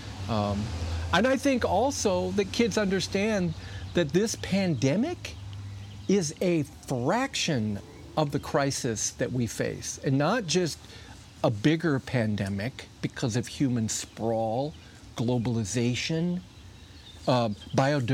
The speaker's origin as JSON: {"language": "English", "town": "South Bend", "region": "Indiana", "country": "United States", "tie": "born or raised there", "said": "I grew up in South Bend"}